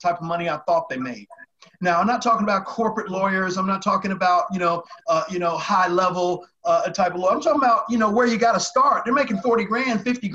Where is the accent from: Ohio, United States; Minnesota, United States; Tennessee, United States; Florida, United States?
Tennessee, United States; Chattanooga; moved away; also born or lived in New York; I'm from Tennessee. So I grew up in Chattanooga, Tennessee